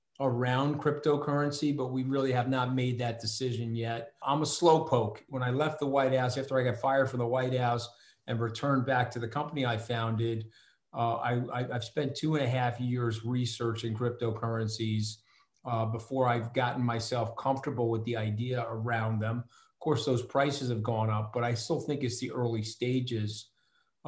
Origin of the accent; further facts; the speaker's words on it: Port Washington, New York, United States; I'm from Port Washington